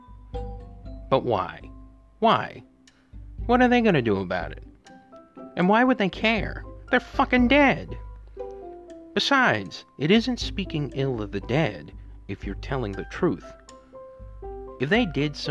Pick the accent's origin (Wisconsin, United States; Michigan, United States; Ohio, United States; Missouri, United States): Missouri, United States; St. Louis; here in St. Louis, my hometown